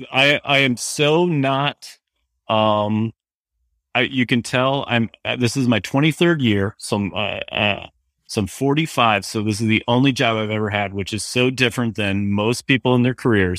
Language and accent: English; New Hampton, Iowa, United States; moved away as an adult; now in Johnston, United States; I'm originally, I was from Northeast Iowa, was from a little town called New Hampton